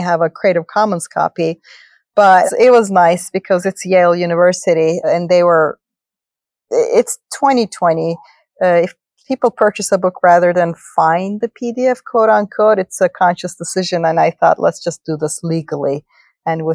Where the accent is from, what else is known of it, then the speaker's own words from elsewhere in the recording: Turkey; English is a second language; moved away as an adult; now in United States; I grew up in Turkey, and I didn't speak English till I was 12 or so